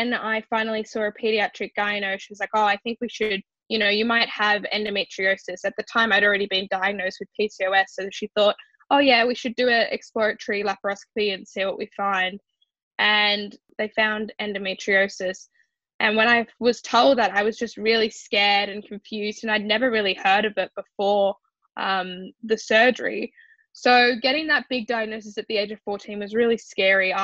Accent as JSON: {"language": "English", "town": "Sydney", "region": "New South Wales", "country": "Australia", "said": "I'm 19 and I'm from Sydney, Australia."}